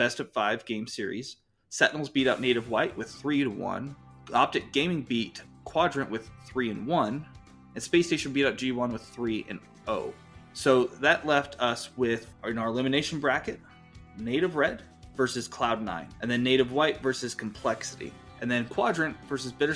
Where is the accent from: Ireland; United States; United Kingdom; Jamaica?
United States; Utah; Utah, my home state